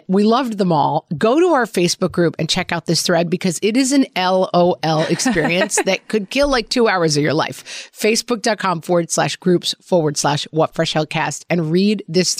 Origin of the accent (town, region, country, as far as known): Ireland